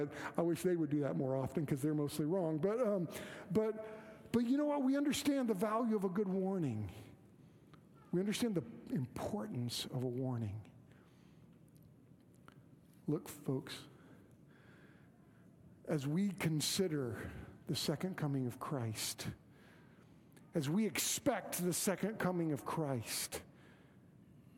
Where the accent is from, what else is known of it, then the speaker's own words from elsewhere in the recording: Moore, Oklahoma, United States; I grew up in Moore, Oklahoma